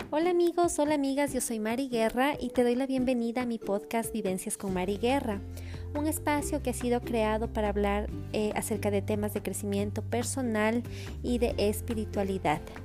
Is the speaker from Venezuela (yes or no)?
no; Ecuador; moved away; Cuando regreso a mi casa, a Ecuador, yo soy la hija, yo soy la sobrina, yo soy la nieta